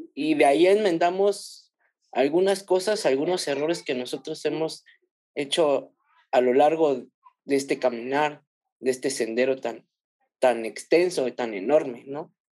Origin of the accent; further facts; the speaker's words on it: Mexico City, Mexico; also born or lived in Ciudad Juárez, Chihuahua; yo soy de la Ciudad de México y pues actualmente vivimos aquí en la Ciudad de México